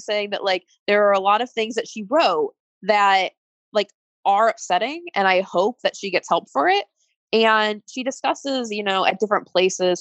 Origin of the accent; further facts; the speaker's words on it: United States; as an American and working in healthcare